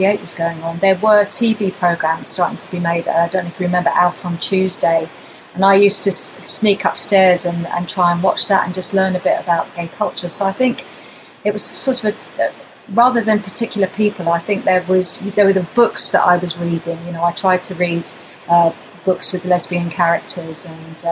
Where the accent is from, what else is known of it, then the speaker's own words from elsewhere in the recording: Wembley, London, United Kingdom; growing up in Wembley